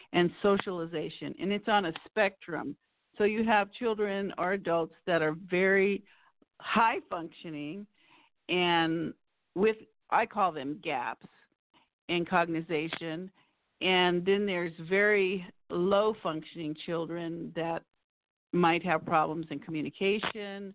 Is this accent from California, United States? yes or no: yes; Pasadena, California, United States; also born or lived in Forest Grove, Oregon; I grew up in Pasadena, California, and went away to school to Oregon, Forest Grove, Oregon